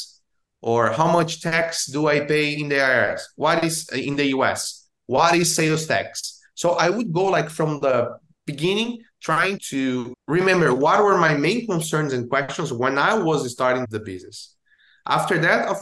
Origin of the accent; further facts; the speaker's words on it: Brazil; moved away as an adult; now in Orlando, United States; I'm based here in Orlando, Florida, but I was born in Brazil, and I moved to the US